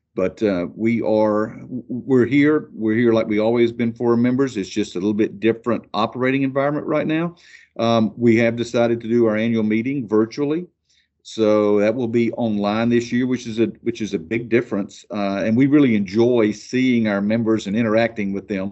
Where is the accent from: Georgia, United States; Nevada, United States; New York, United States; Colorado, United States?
Georgia, United States; Amicalola EMC area; my hometown electric co-op, Amakalola E M C